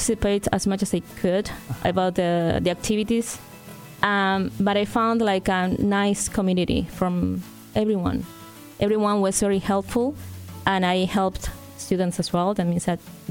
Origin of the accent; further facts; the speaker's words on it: Argentina; moved away as an adult; also born or lived in Winnipeg, Canada; now in Ottawa, Canada; I am original from Argentina. I'm very proud Argentinian.